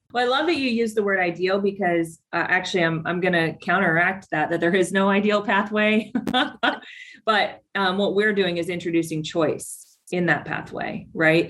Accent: Tucson, Arizona, United States; I got to know it through my local team in Tucson, mm-hmm. FC Tucson. It's my hometown

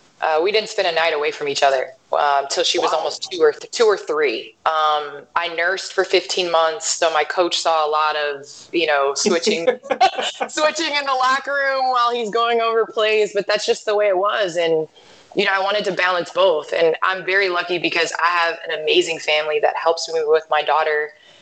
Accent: Naperville, Illinois, United States; moved away; I grew up in Naperville, which is western suburbs of Chicago, and I started playing basketball here.

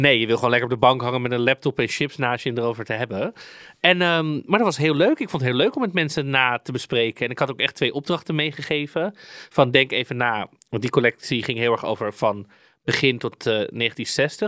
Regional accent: Amsterdam, North Holland, Netherlands; accent: Amsterdam; kom ik met mijn Amsterdamse accent

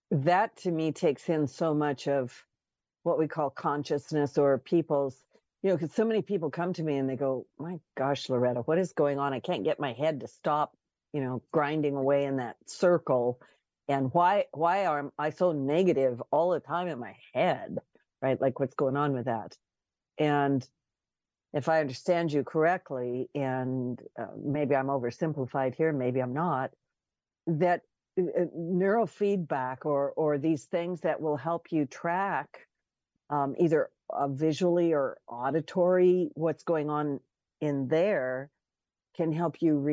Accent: Pendleton, Oregon, United States; I'm from Pendleton, Oregon.

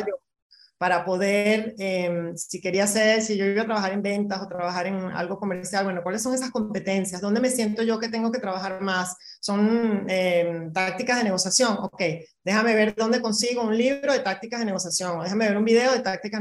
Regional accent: Venezuela; moved away as an adult; now in Mexico; me voy de Venezuela hace 15 años eh, y a los casi 40 empiezo otra vez de cero

